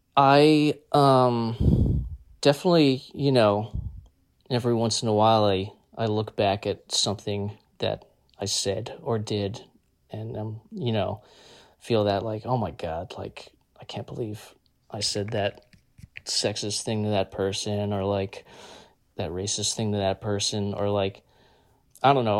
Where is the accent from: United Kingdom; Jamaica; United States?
United States; Nutley, New Jersey; born or raised there